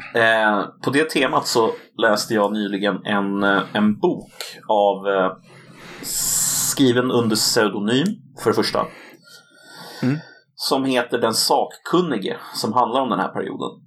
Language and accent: Swedish; Sweden; den här kulturella identiteten som vi bär på som svenskar, är just svensk